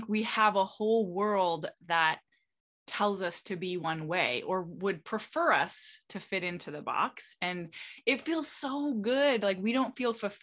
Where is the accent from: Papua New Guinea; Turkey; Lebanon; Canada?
Canada; now in Florida, United States; I'm originally Canadian. I live in Florida right now